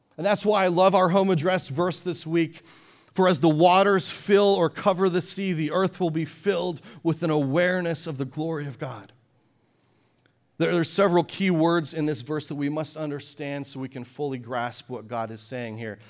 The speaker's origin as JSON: {"language": "English", "country": "Canada", "tie": "born or raised there", "moved": "yes", "said": "I grew up in Canada near the mountains"}